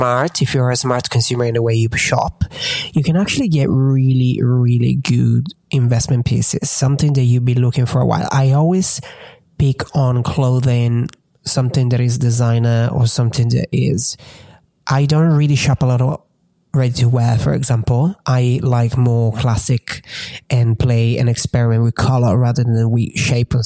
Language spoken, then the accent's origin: English; Italy; moved away as an adult; also born or lived in England; now in United States; growing up in Italy